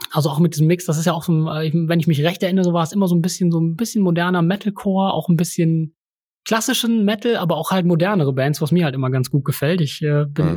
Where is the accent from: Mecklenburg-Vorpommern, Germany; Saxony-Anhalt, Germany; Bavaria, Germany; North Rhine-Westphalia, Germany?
North Rhine-Westphalia, Germany; Bonn; hier bei uns in Bonn